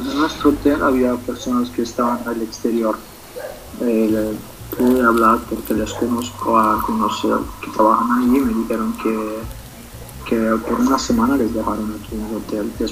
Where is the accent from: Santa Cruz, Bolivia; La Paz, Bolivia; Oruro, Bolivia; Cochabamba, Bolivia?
Cochabamba, Bolivia; now in Italy; yo siempre tengo en el corazón Bolivia y Cochabamba